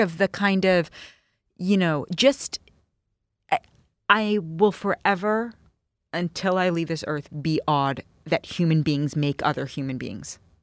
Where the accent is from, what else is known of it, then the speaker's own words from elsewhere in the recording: New York City, New York, United States; I grew up in New York City.